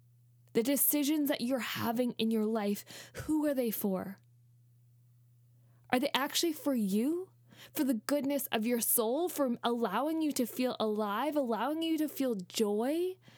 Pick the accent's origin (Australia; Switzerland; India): Australia; also born or lived in Canada; I'm white. I'm a white person. I grew up in Canada and then Australia